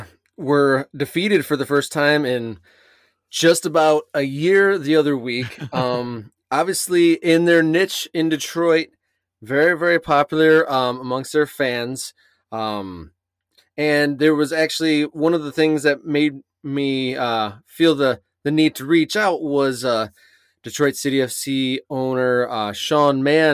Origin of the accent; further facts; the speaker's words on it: England, United Kingdom; I grew up at times in England myself